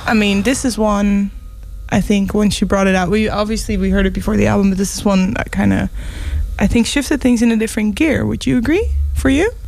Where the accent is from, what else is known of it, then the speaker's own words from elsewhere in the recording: Netherlands; we're from Holland.